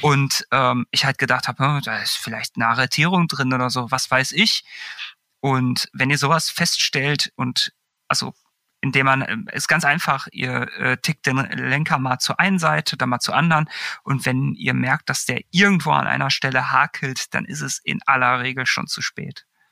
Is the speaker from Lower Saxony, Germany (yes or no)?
no; Bochum, North Rhine-Westphalia, Germany; moved away; beim Fahrradladen damals in meiner alten Heimat in Bochum